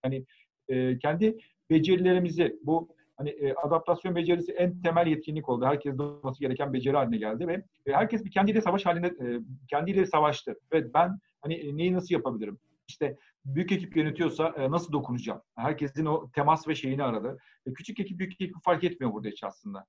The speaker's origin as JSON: {"language": "Turkish", "region": "Ankara", "country": "Turkey", "tie": "born or raised there", "said": "1973 Ankara doğumluyum ben."}